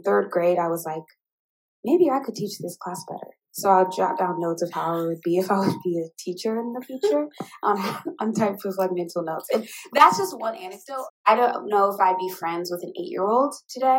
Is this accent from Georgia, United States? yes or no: no; Indianapolis, Indiana, United States; moved away as an adult; also born or lived in Seattle / Miami / Oakland / Chicago; now in Houston, United States; as a child, I grew up in Indianapolis, Indiana